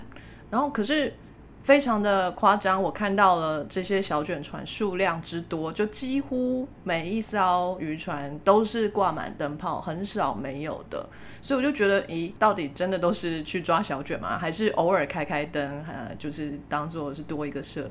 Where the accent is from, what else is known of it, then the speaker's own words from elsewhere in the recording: Taiwan; 说到海鲜呢，身为台湾人就不能不想到热炒店的海鲜最新鲜，对不对？